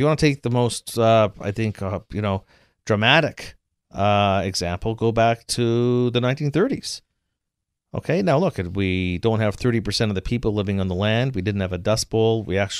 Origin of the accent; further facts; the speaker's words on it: Canada; Look, I'm from Canada.